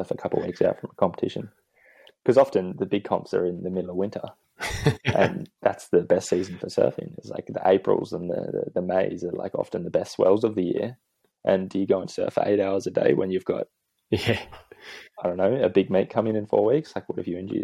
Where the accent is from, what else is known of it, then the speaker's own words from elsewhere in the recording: Newcastle, New South Wales, Australia; now in Queensland, Australia; my family, we grew up in Newcastle